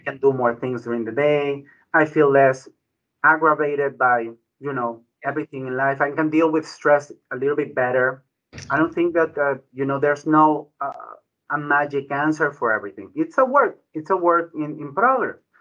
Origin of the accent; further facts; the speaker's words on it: Ecuador; also born or lived in Bronx, New York; now in United States; My background is Ecuadorian. I was born in Ecuador.